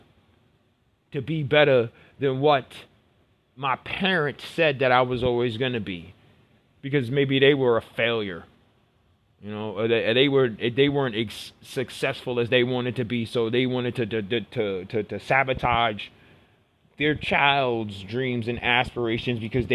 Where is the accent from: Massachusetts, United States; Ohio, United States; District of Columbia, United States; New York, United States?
New York, United States; New York City; I grew up in Brooklyn. I grew up in the hood